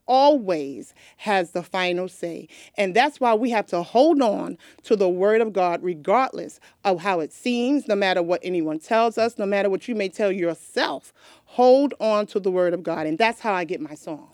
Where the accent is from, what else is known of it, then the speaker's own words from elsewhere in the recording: New York, United States; now in Delaware, United States; I was born and raised in New York